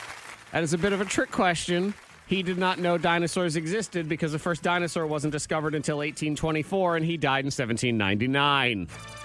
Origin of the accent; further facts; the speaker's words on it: New England, United States; I grew up in New England.